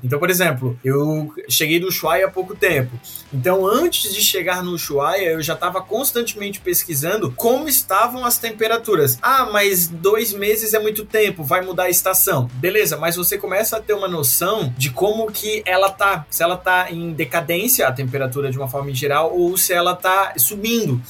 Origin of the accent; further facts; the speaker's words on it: Santa Catarina, Brazil; eu sou de Santa Catarina